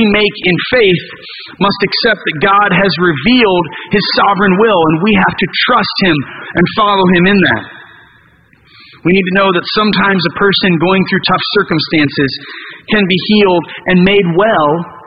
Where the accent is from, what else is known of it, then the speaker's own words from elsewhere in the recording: United States; we're American